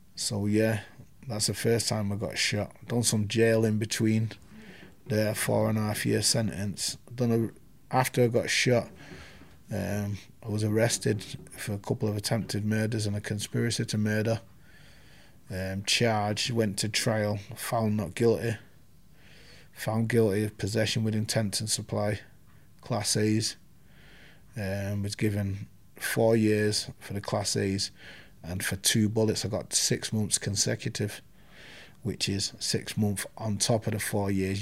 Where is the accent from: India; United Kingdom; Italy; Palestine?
United Kingdom; Manchester, North West England; also born or lived in Hulme, Manchester; I'm from Moss Side. I'm born in Hume.